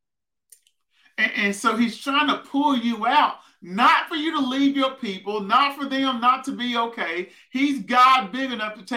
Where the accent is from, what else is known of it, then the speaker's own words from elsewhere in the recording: Prescott, Arkansas, United States; moved away as an adult; also born or lived in Fayetteville, Arkansas; I grew up in Prescott, Arkansas, down south, almost in Texas.